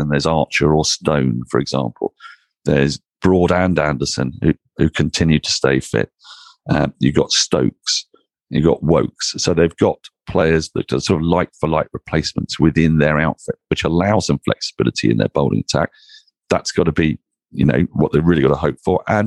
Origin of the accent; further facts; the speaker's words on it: England, United Kingdom; Speaking purely as an Englishman